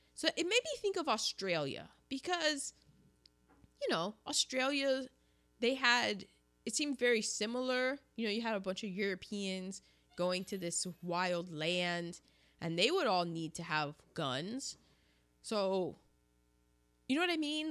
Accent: United States; I'm just American

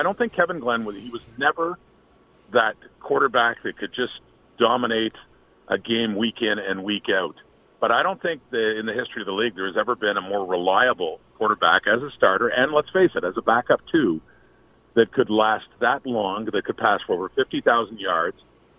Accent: Canada; I'm Canadian through and through.

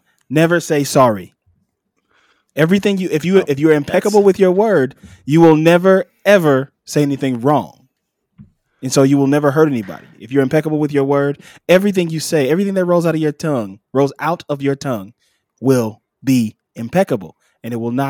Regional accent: Detroit, Michigan, United States; My whole family lineage begins in Detroit.

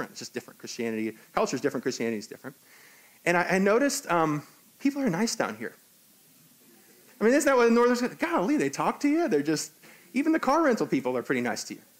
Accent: Hong Kong; also born or lived in New York, United States; now in United States; I'm actually from Hong Kong, so I can't be the president of the United States.

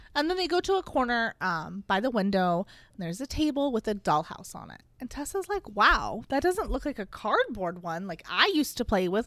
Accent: United States; I'm an American pig

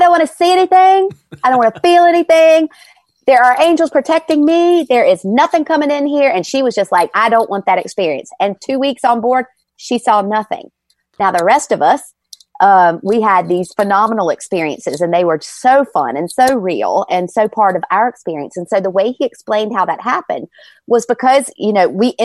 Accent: Virginia, United States; moved away; I'm from Virginia and I love, when I go home, I go to Busch Gardens.

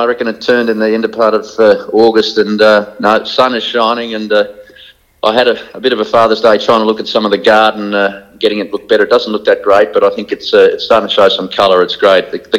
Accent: Geelong, Victoria, Australia; growing up in Geelong

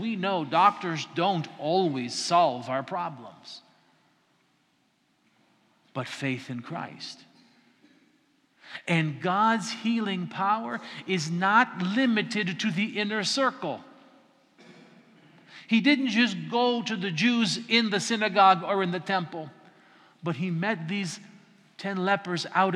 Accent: the mountains of Colorado, United States; now in Florida, United States; I'm not from Kalymnos, I'm not even from Florida, I'm from the mountains of Colorado

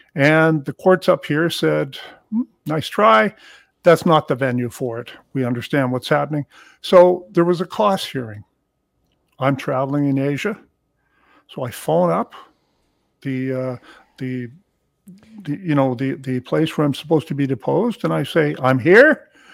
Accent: Hamilton, Ontario, Canada; also born or lived in Toronto; I was born in Hamilton, Ontario

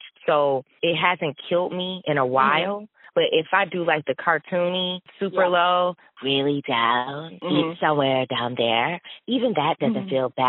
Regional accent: Flint, Michigan, United States; I grew up in Flint, but I grew up very middle class.

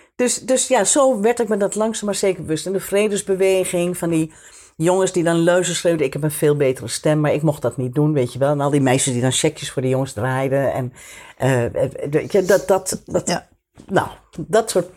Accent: Amsterdam, North Holland, Netherlands; moved away; ik ben opgegroeid in Amsterdam. Zo in de jaren 50. En ehm, eh, in de Diamantbuurt.

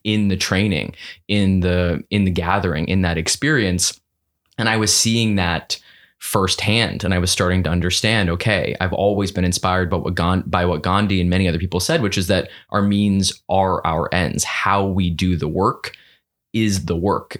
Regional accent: New York City, New York, United States; growing up in New York City in a one, one bedroom apartment

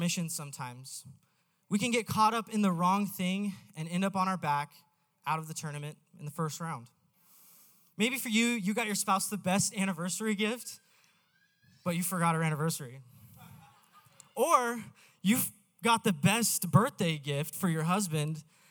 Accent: Idaho, United States; I was born and raised in Idaho

